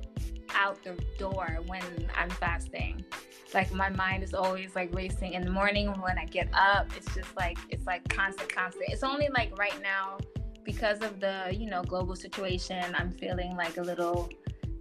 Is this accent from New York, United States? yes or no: yes; New York City, New York, United States; moved away as an adult; now in United Arab Emirates; I'm from Brooklyn, New York. My family is Haitian and Panamanian, and I was raised by a Jamaican stepdad